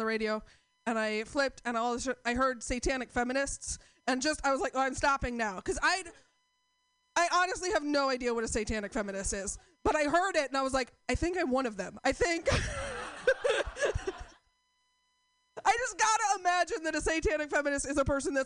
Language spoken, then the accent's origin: English; Portland, United States; I'm from Portland